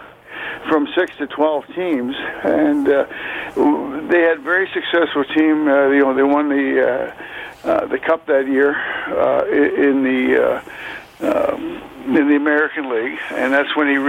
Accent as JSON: {"language": "English", "town": "Toronto", "region": "Ontario", "country": "Canada", "tie": "born or raised there", "said": "I was a huge Leaf fan growing up in Scarborough."}